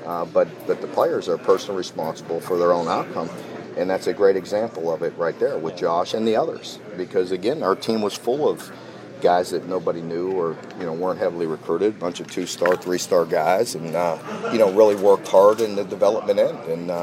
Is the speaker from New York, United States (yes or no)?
no; Ohio, United States; I'm from the Northeast, part of the state, so that foundation has been there